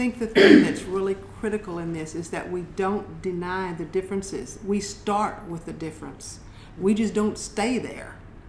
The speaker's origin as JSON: {"language": "English", "region": "West Texas", "country": "United States", "tie": "born or raised there", "said": "I find for myself, because I grew up in West Texas, I grew up with a particular mindset."}